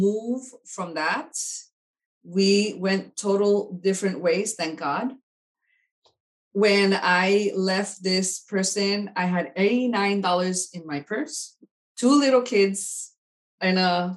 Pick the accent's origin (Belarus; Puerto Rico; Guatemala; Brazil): Puerto Rico; moved away as an adult; also born or lived in New York City; now in Florida, United States; I'm originally from Puerto Rico. I was born in New York City, raised in Puerto Rico, Puerto Rican parents